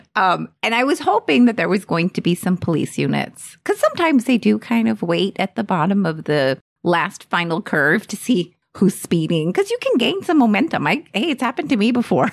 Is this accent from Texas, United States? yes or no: yes; Texas, United States; I'm Texan